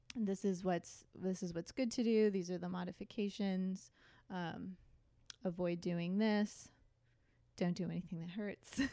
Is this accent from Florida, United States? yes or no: no; Thousand Oaks, California, United States; moved away as an adult; also born or lived in Westwood; now in Long Beach, United States; I grew up in Thousand Oaks, Ventura County. So that's just north of Los Angeles.